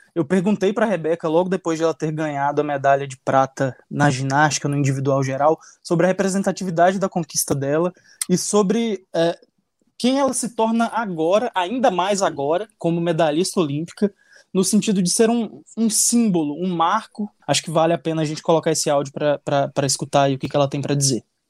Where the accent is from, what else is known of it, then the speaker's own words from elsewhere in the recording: Northeast Region, Brazil; eu posso falar como nordestino